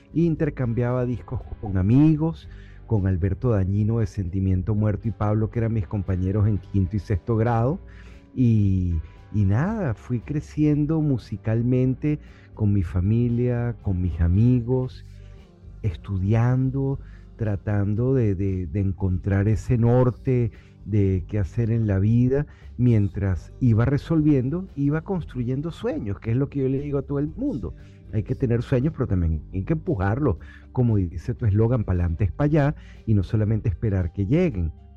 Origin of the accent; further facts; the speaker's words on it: Caracas, Capital District, Venezuela; moved away as an adult; now in Miami, United States; yo crecí en Caracas, Venezuela, eh, con el Ávila enfrente